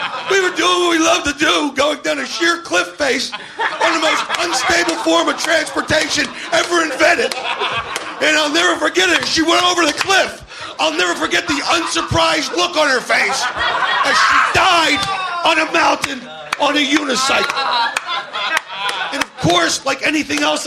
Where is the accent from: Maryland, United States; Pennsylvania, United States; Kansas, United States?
Pennsylvania, United States; Philadelphia; I grew up in Philadelphia